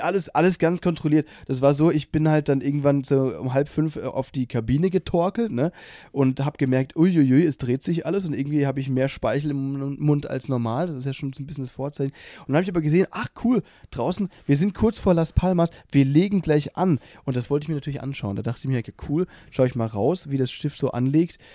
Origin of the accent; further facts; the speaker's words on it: Baden-Württemberg, Germany; Ich bin ja aus Baden-Württemberg